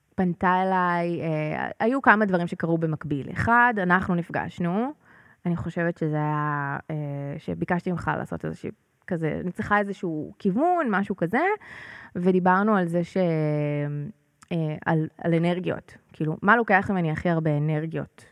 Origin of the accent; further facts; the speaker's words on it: Northern District, Israel; now in Pardes Hanna-Karkur, Israel; אני גדלתי במושב בצפון